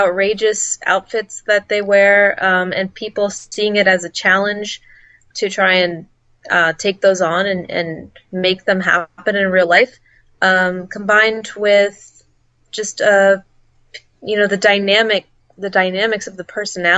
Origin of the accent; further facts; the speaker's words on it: Pittsburgh, Pennsylvania, United States; I'm from Pittsburgh, Pennsylvania.